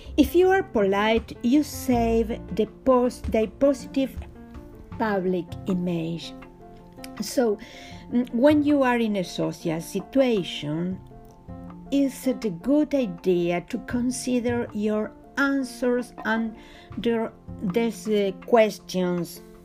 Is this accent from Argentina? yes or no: yes; Argentina; I'm from Argentina and teach etiquette